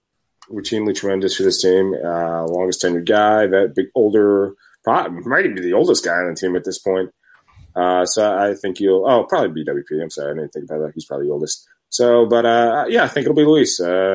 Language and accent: English; Scotland, United Kingdom; Yeah. I am Scottish.